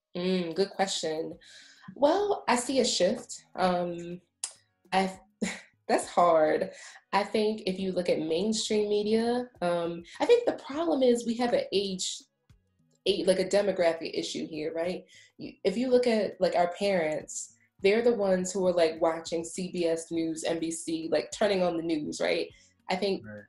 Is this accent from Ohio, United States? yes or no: no; Baltimore, Maryland, United States; moved away as an adult; also born or lived in Washington, District of Columbia, United States; now in Prince George's County, United States; I'm also from Baltimore, um, but I went to the University of Maryland College Park um, for my undergrad and for my PhD